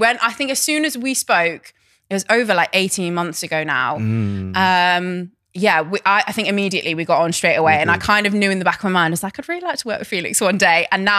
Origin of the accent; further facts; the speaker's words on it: near Cheltenham, South West England, United Kingdom; Cheltenham is like near my hometown.